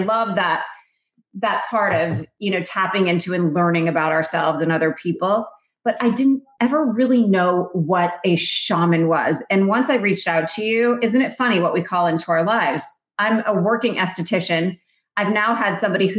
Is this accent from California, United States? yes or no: no; Vermont, United States; I grew up in Vermont, so it was freezing cold.